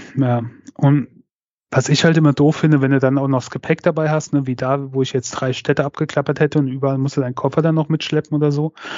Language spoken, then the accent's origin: German; Mainz, Rhineland-Palatinate, Germany; bei uns in Mainz